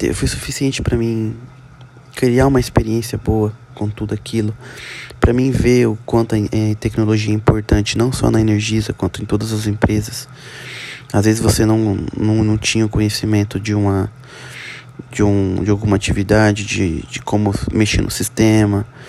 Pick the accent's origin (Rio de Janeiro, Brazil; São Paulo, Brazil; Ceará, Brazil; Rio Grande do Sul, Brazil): São Paulo, Brazil; Presidente Prudente; sou da, sou da cidade de Presidente Prudente, interior de São Paulo